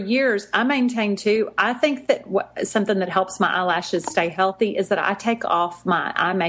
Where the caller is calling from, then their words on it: Texas, United States; weather is down here. It's hot. It's yeah. always hot. I'm in Texas. I don't want to talk about where my accent came from.